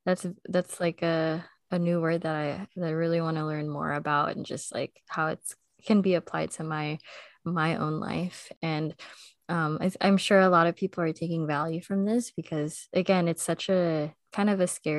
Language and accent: English; United States; for me as an American